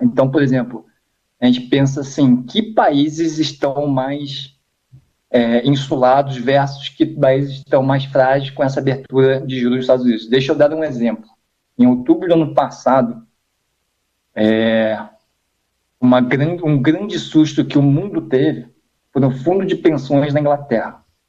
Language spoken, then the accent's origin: Portuguese; Brazil; como brasileiro